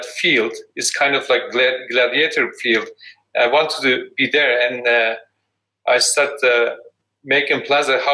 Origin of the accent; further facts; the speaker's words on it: Edirne, Turkey; now in United States; I grew up in Edirne